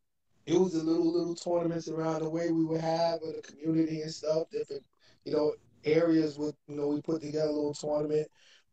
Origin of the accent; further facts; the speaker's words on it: Brooklyn, New York, United States; East New York. East New York guy. Went to Canarsie, as you know. Spent a lot of time in Brownsville.